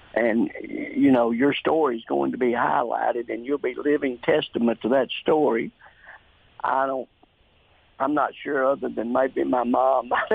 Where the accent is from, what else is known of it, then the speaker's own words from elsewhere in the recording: Jonesboro, Arkansas, United States; for weeks and weeks I was in a hospital here in my hometown